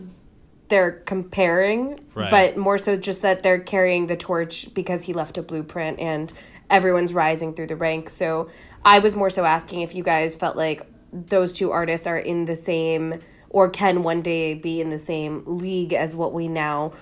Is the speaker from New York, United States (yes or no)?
yes; New York, United States; being a New Yorker